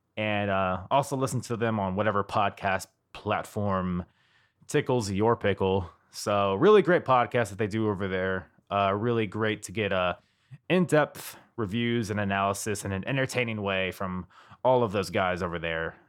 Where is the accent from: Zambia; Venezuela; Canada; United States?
United States; I'm an American